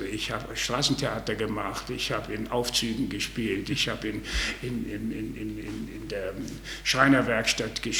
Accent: Bavaria, Germany; also born or lived in Saarbrücken / Mühlhausen; ich bin eigentlich Franke.

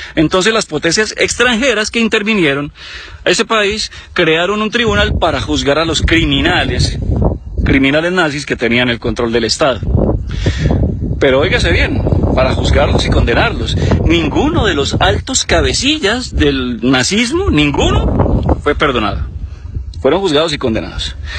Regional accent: Bucaramanga, Santander, Colombia; Yo que soy nacido en Bucaramanga

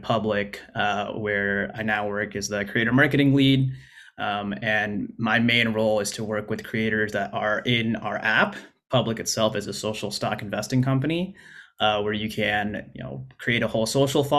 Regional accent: Arizona, United States; moved away as an adult; also born or lived in Oregon; I grew up in Arizona and went to college at Arizona State

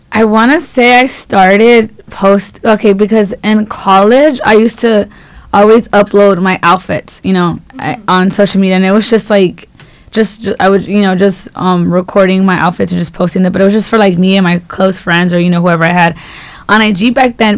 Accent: Los Angeles, California, United States; I am from South Central, so not far from here.

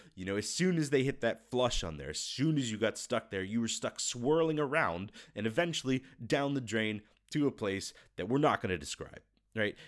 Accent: United States; moved away as an adult; now in Russia; I'm American

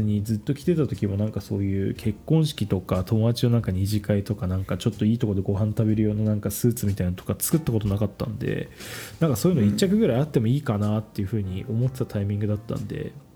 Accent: Kanagawa, Japan; 僕実家神奈川の方

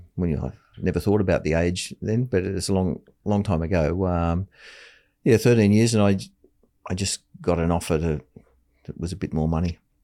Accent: Taree, New South Wales, Australia; moved away as an adult; also born or lived in Sydney; I moved back to my hometown, Atari, and worked as a clerk for the local council

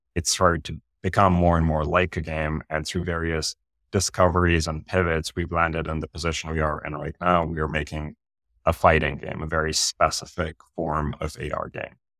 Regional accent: Pakistan; moved away as an adult; now in United States; I grew up in Pakistan

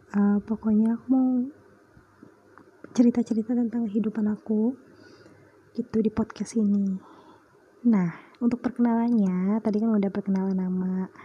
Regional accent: Sumatra, Indonesia; also born or lived in Kalimantan; now in Purbalingga, Indonesia; aku tinggal di Purbalingga aku lahirnya di Kalimantan jauh banget terus ya, pokoknya aku besarnya di Sumatera deh udah aku pindah tujuh kali tujuh kota berapa pulau ya berarti satu dua tiga tiga pulau

